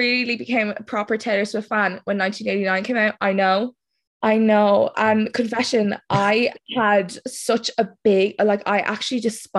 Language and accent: English; Dublin, Leinster, Ireland; I'm actually from Ireland. I'm from Dublin, so it's like really late here now